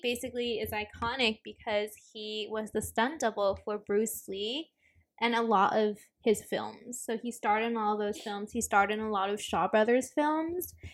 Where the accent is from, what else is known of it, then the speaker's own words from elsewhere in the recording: Hong Kong; now in United States; we grew up in Hong Kong